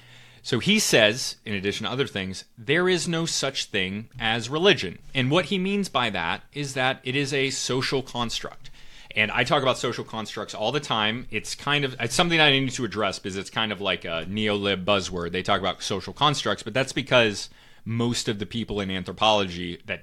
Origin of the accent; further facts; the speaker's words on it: Connecticut, United States; I'm also from the Northeast, and I moved around quite a bit as a kid, but a lot of time in Connecticut, so I grew up around a lot of Jewish people.